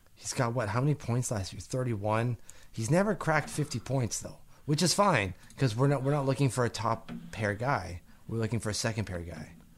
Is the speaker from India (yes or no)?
no; Canada; I'm Canadian